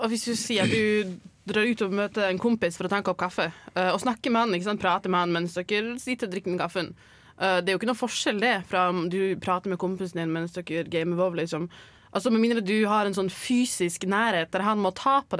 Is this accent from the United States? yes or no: no; Northern Norway, Norway; Jeg er fra Nord-Norge, ikke sant. Der må vi reise fra øy til øy for liksom å liksom komme noen sted.